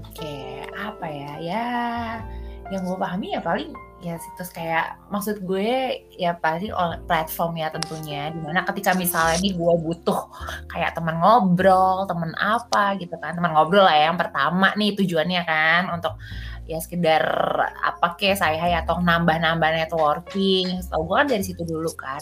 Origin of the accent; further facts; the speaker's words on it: Jakarta, Indonesia; moved away as an adult; also born or lived in Jatinangor, West Java; gue soalnya lahir di Jakarta